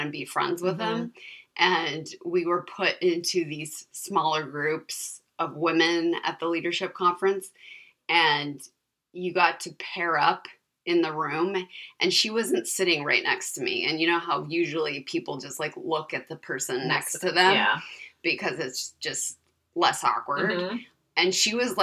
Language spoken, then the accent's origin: English; California, United States; I was raised in California